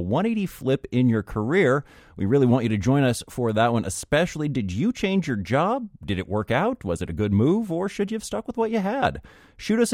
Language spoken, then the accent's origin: English; West Coast, United States; moved away; I come from the West Coast